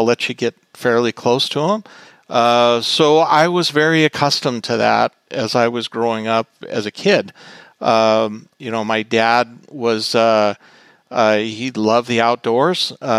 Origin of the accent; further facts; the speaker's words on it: Boulder City, Nevada, United States; moved away as an adult; I grew up in Boulder City, Nevada, which is a small town in southern Nevada that's near the dam and Lake Mead National Recreation Area.